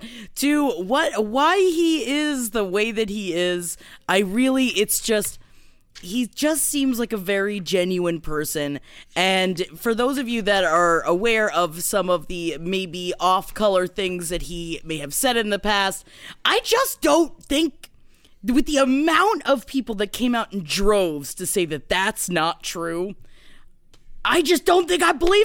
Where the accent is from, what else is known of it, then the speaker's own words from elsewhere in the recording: United States; also born or lived in Queens, New York / Florida; I grew up half in Queens, half in Florida